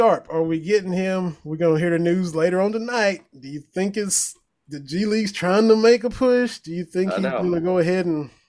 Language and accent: English; Harlan County, Kentucky, United States; now in Tennessee, United States; I'm from Harlan County, but I live down here in Tennessee.